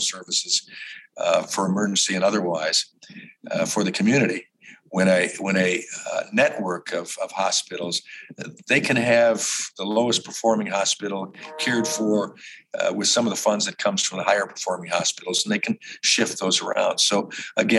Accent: Chicago, Illinois, United States; moved away; I grew up in Chicago

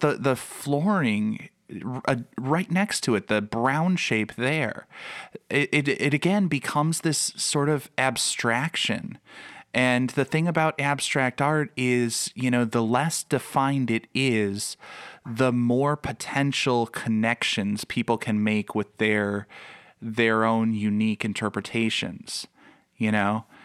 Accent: Chicago, Illinois, United States; I grew up in the Chicago area.

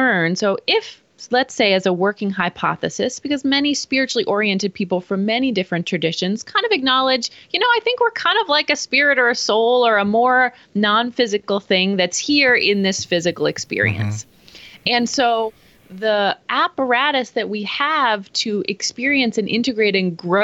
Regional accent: Pittsburgh, Pennsylvania, United States; now in Phoenix, United States; I grew up in East Coast Pittsburgh

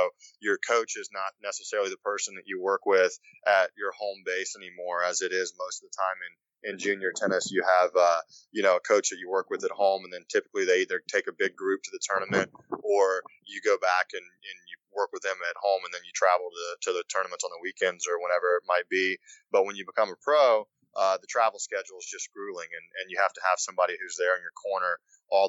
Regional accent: Shreveport, Louisiana, United States; I was born in Shreveport, Louisiana, which is only about a 5.5 hour drive to Memphis

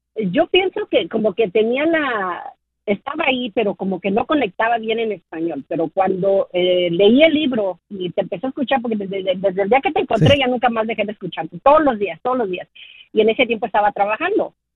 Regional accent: Mexico City, Mexico; Y yo crecí en la Ciudad de México

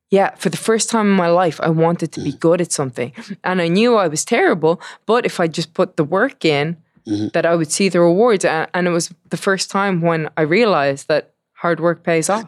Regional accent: Dublin, Leinster, Ireland; I am from Dublin, Ireland

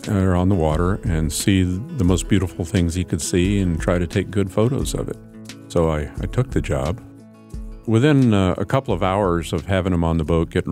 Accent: Anchorage, Alaska, United States; now in Southeast Alaska, United States; When I was growing up in Anchorage, back in the late 60s

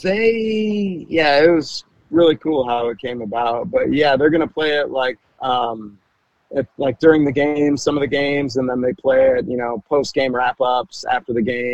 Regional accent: Frankenmuth, Michigan, United States; moved away as an adult; also born or lived in New York City / Nashville; now in Cincinnati, United States; Frankenmuth, Michigan. I graduated high school from Frankenmuth High School

